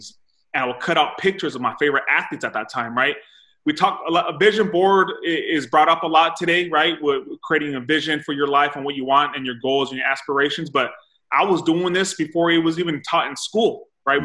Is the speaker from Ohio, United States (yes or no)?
no; Salinas Valley, Monterey County, Central California, United States; So I'm from California. I'm Central California in the Monterey County. I grew up in the valley. It's called the Salinas Valley